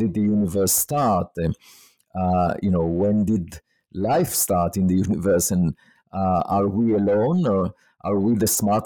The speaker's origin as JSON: {"language": "English", "country": "Israel", "tie": "born or raised there", "moved": "as an adult", "said": "I was born in Israel"}